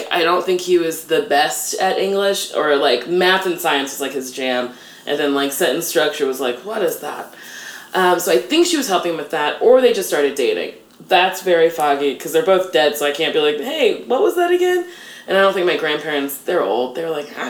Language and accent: English; Middletown, New Jersey, United States; I grew up in a very small part of Middletown called Lincroft